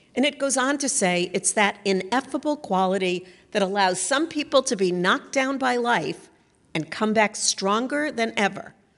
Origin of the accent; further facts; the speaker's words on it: Northeast, United States; I come from the Northeast